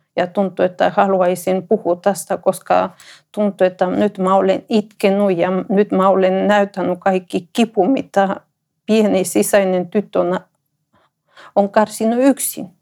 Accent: Ecuador; Finnish is a second language; moved away as an adult; now in Finland; mä olen ekvadorilainen. Mä tulin Suomeen 2009

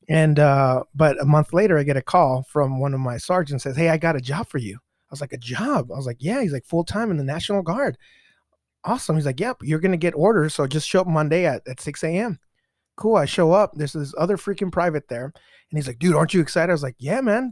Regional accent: Mexico; now in United States; I was born in Mexico myself

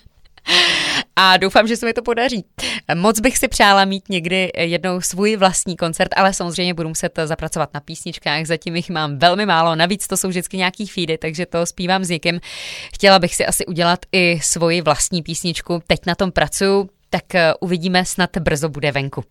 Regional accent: Jihlava, Vysočina Region, Czechia; pocházím z Jihlavy.

